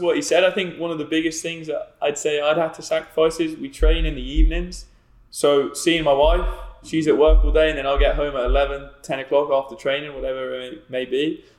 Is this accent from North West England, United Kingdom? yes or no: yes; Manchester, North West England, United Kingdom; also born or lived in Nottingham; I was born in Manchester